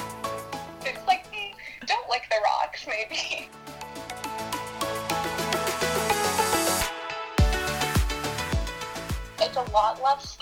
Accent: Ontario, Canada; moved away as an adult; now in Kelowna, Canada; I'm from Ontario.

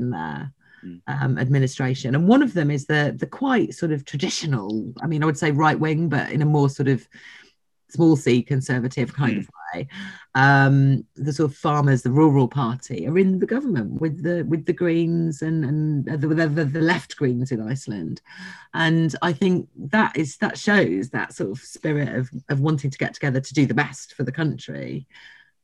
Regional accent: London, United Kingdom; I'm from London

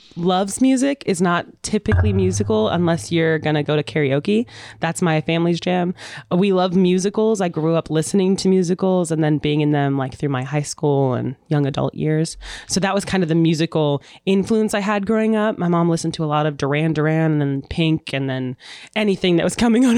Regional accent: Phoenix, Arizona, United States; also born or lived in Alamosa, Colorado; now in Kansas City, United States; I'm originally from Arizona, Phoenix. I, I grew up there. I was born s, in Colorado, but Phoenix is my home.

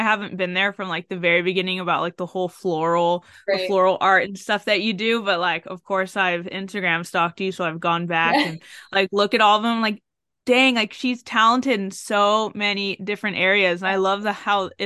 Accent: San Diego, California, United States; now in Virginia, United States; I grew up in San Diego and the weather's always the same

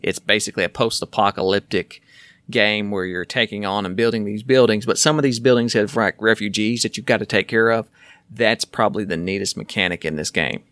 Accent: the South, United States; We're from the South

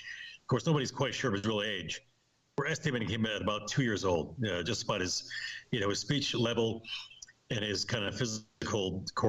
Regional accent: Amsterdam, North Holland, Netherlands; moved away; Very different from my background, and, you know, growing up in Amsterdam and going to an Ivy League college and all this kind of thing.

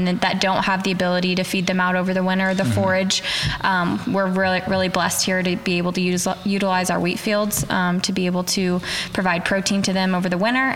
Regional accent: Arkansas, United States; moved away; I'm originally from Arkansas

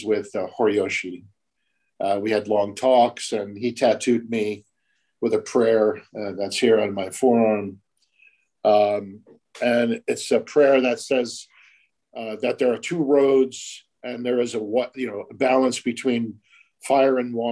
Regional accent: United States; being an American

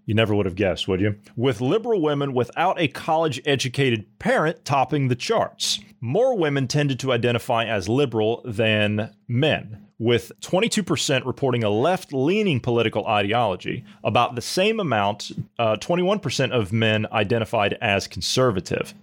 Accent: United States; as an American

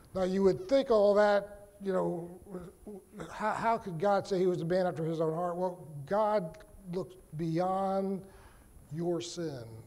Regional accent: Virginia, United States; am from Virginia

